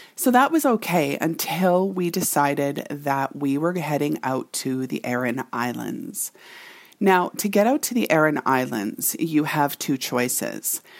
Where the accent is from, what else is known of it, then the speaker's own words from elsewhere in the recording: Canada; this Canadian girl who can typically hold her own